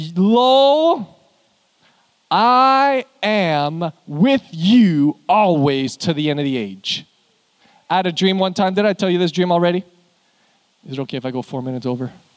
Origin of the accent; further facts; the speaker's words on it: Canada; now in Houston, United States; I'm from Canada. I don't know why we live here